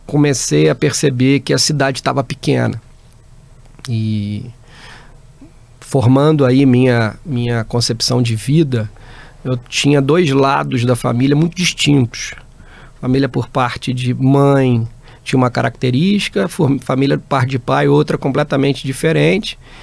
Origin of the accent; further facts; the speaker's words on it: Barra Mansa, Rio de Janeiro, Brazil; moved away; eu sou do interior do Rio, Barra Mansa, uma cidadezinha perto de Volta Redonda. É, fiquei lá, passei né, toda, a minha, toda a minha infância